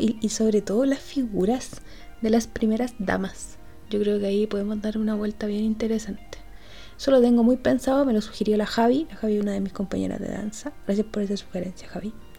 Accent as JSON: {"language": "Spanish", "country": "Chile", "said": "nosotros como chilenos"}